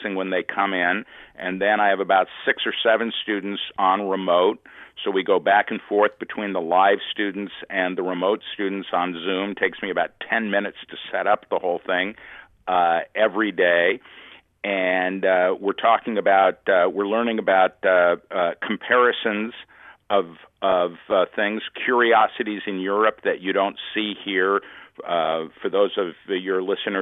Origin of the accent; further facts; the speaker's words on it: Los Angeles, California, United States; moved away; I'm originally from Los Angeles, so I'm a Dodger fan.